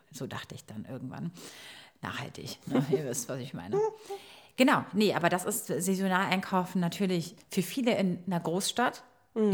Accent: Croatia; now in Berlin, Germany; Bei uns in Kroatien

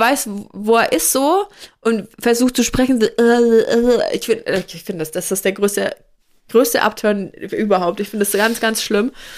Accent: Franconia, Bavaria, Germany; moved away; also born or lived in Rheinhessen; bei uns in Franken

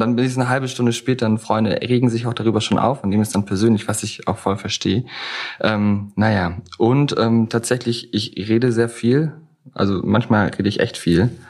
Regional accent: Germany; aufgewachsen am Bodensee, da auch geboren.

